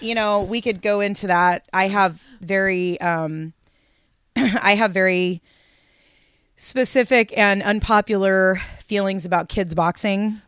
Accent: Seattle, Washington, United States; moved away as an adult; now in Portland, United States; I grew up in Seattle. moved to Portland in nineteen ninety-one

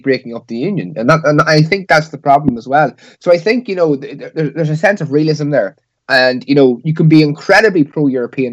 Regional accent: Northern Ireland, United Kingdom; growing up in Northern Ireland

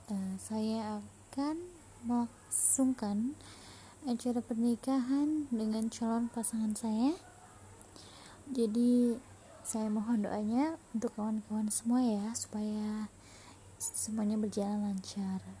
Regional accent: Cilacap, Central Java, Indonesia; now in Singapore; asal saya dari Cilacap Tahun kelahiran saya 1999.

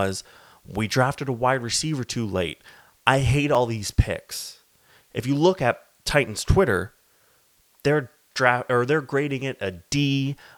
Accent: Canada; I am Canadian

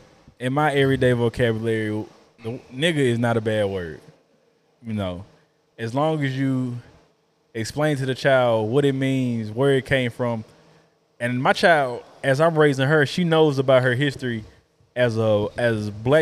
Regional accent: Atlanta, Georgia, United States; So, if you know me, I grew up in Atlanta.

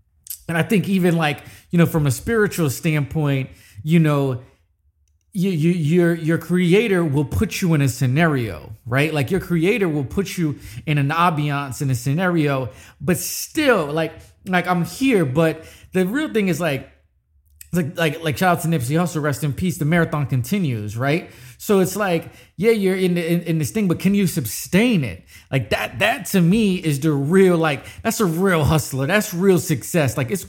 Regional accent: New York City, New York, United States; born there; I say I was born in New York. I don't claim it as much, but you always see me in a Yankee fitted.

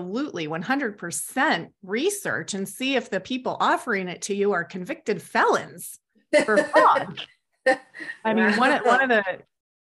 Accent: United States

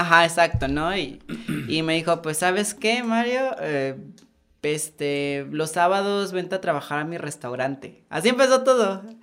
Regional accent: Santiago Juxtlahuaca, Oaxaca, Mexico; moved away as an adult; now in Oaxaca City, Mexico; yo nací en un pueblo que se llama Santiago Juslahuaca, en la Mixteca.

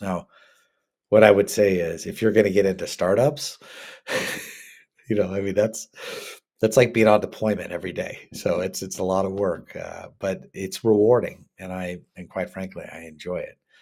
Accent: Washington, United States; also born or lived in Canada; I'm from Washington

